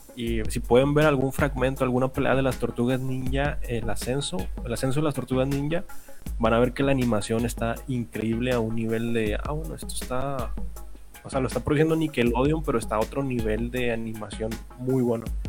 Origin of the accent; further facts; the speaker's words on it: Monterrey, Nuevo León, Mexico; somos regios.